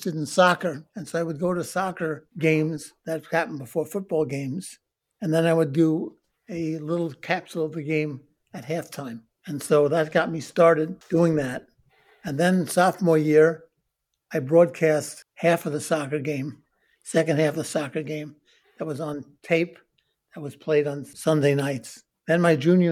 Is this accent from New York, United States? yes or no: yes; New York City, New York, United States; I was born in Brooklyn in 1945